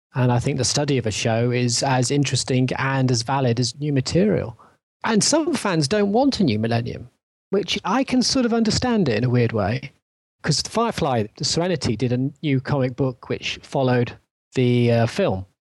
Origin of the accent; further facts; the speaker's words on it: England, United Kingdom; for me as an English person